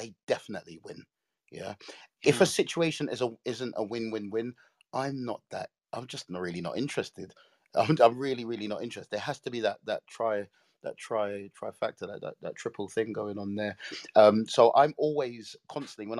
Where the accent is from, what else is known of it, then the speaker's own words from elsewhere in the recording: London, United Kingdom; I was born in South London in a place called Brixton